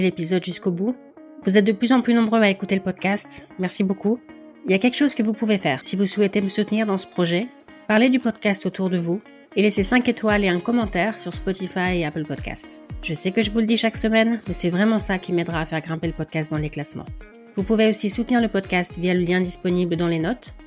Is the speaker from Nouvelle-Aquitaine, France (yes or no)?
no; Nord, Hauts-de-France, France; j'étais du Nord